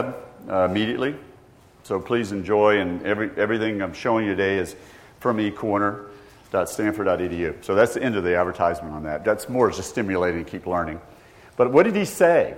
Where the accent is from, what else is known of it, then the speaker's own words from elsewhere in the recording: Georgia, United States; I grew up in Georgia